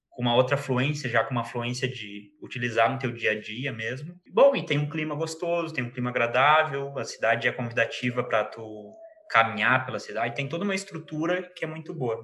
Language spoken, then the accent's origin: Portuguese; Rio Grande do Sul, Brazil; moved away as an adult; also born or lived in Barcelona, Spain; now in Aracaju, Brazil; moro aqui em Aracaju, mas sou natural do Rio Grande do Sul.